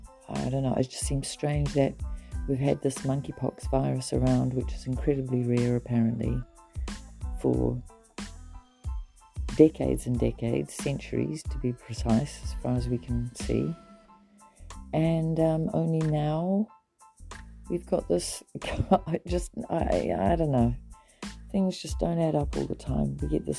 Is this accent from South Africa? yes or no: yes; South Africa; I grew up in South Africa